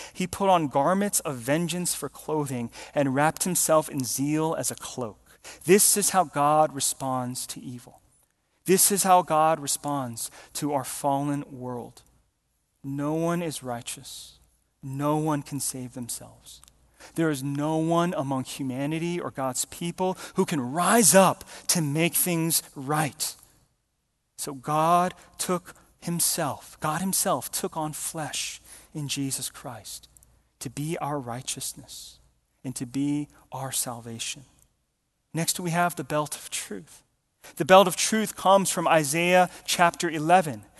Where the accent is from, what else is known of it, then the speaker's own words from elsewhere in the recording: Georgia, United States; we grew up in Georgia